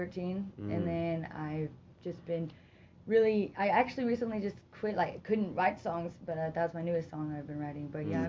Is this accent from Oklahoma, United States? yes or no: yes; Broken Arrow, Oklahoma, United States; also born or lived in Ada, Oklahoma / Tulsa, Oklahoma; But I stay here in Tulsa. I grew up in Tulsa. Well, Broken Arrow.